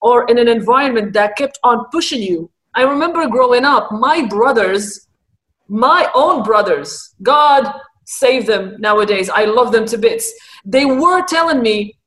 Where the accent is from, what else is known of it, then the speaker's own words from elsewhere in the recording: Morocco; first language Arabic; English is a second language; moved away; I am Moroccan originally, so my first language is Arabic and the second language in the country is French.